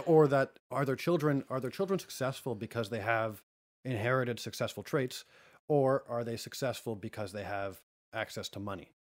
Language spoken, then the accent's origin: English; Canada; I'm Canadian